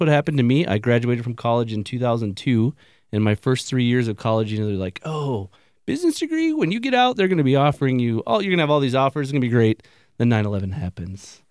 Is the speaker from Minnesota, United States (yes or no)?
yes; Wisconsin, Minnesota, United States; moved away as an adult; now in Denver, United States; I'm from, I mean, Minnesota, Wisconsin. I'm damn near Canadian